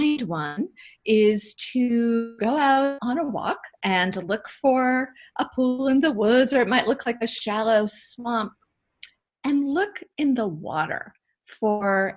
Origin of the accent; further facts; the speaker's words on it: Maine, United States; I grew up in Maine and loved to wander around the woods behind my parents' house.